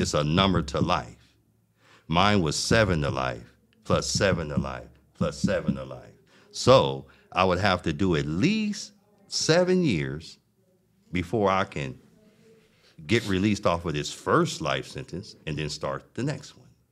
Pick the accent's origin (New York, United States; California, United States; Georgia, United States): California, United States; Los Angeles; I grew up in South Central Los Angeles